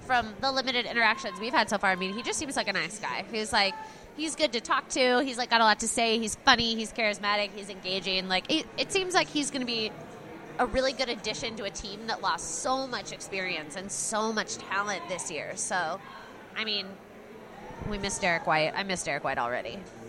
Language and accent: English; Texas, United States